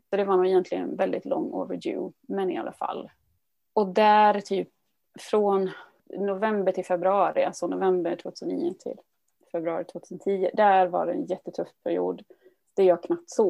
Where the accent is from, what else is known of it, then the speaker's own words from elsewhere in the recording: Dalarna County, Sweden; moved away as an adult; now in Gothenburg, Sweden; Och vi flyttade till, ifrån Dalarna ner till Göteborg 2000 var det.